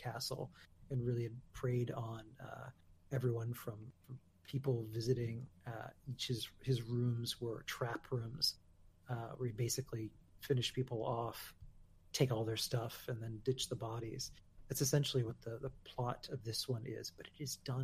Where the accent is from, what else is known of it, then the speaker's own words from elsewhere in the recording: Newburyport, Massachusetts, United States; So in Newburyport, where I grew up